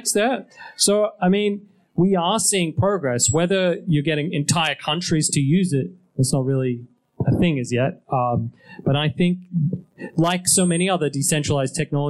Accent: Australia; moved away; I'm from Australia

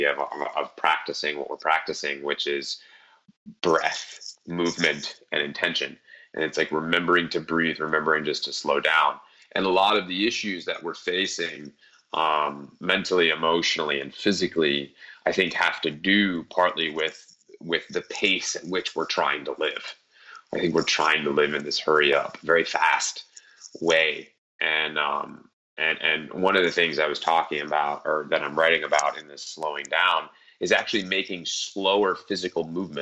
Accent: Northeast, United States; I'm from the Northeast. We do everything fast here.

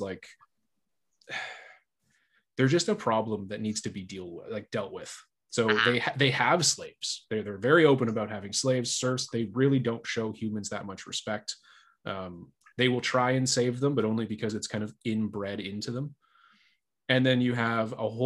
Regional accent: Canada; I'm Canadian, or we're both Canadian

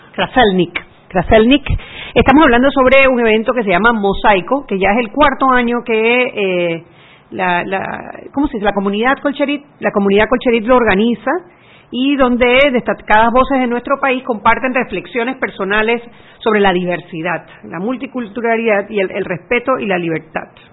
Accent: Panama; somos los panameños

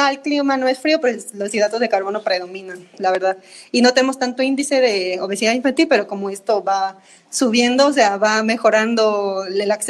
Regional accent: Bolivia; now in Mexico; De Bolivia.

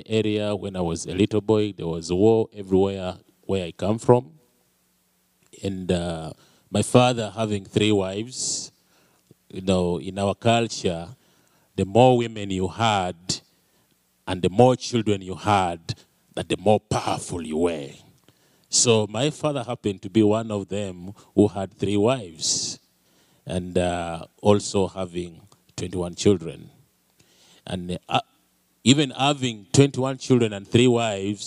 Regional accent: Uganda; moved away; I'm from Uganda, a little country way back in Africa

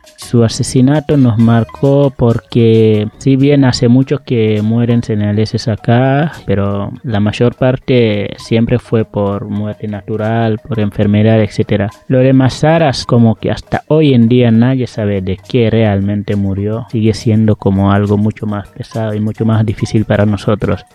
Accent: Senegal; now in Argentina

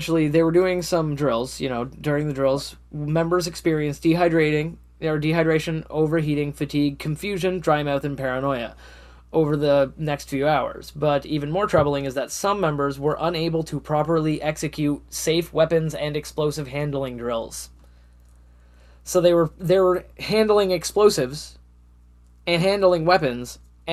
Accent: Canada; my home country, my home and native land, oh Canada

